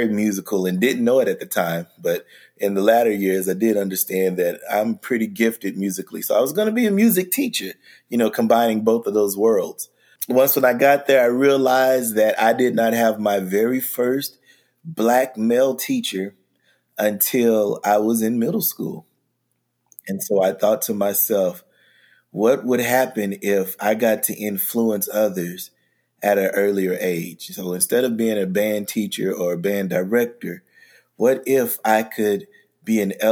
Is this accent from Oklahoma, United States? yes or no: yes; Oklahoma City, Oklahoma, United States; I am an educator from Oklahoma City, Oklahoma